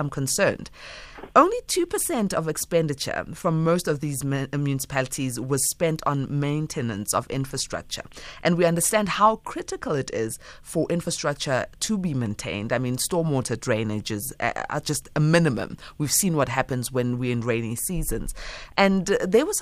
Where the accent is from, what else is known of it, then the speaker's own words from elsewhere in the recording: South Africa; as a South African